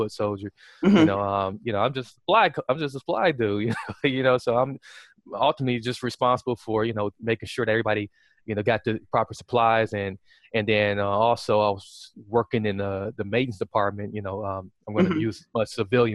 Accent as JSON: {"language": "English", "region": "Wisconsin", "country": "United States", "said": "I was in the Army National Guard here in my home state of Wisconsin"}